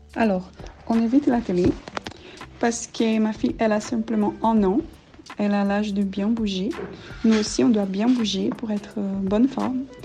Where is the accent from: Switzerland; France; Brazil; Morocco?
Brazil; French is a second language; moved away as an adult; now in Brussels, Belgium; Je vis à Bruxelles depuis 6 ans, mais je suis brésilienne